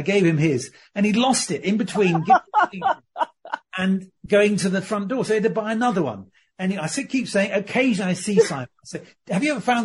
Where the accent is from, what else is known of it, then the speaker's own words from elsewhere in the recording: Surrey, South East England, United Kingdom; also born or lived in Birmingham; I grew up in Surrey